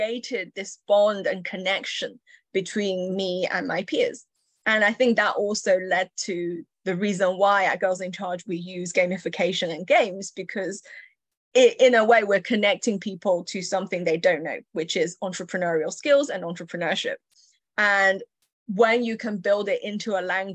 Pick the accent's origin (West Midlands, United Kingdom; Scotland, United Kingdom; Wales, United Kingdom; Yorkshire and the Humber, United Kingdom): Yorkshire and the Humber, United Kingdom; English is a second language; also born or lived in Chengdu, China; I was born in China, and up to the age of 8, I lived in a busy, dynamic city called Chengdu, which is home to spicy food and pandas. And in the summer, I was 8. I was, I guess, plunged into the Yorkshire countryside in Britain